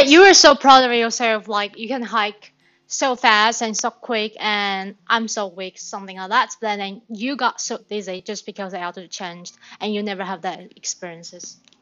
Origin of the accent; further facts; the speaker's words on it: Taipei, Taiwan; English is a second language; moved away as an adult; also born or lived in Australia; I was from Taipei, I spent more than 20 years in Taipei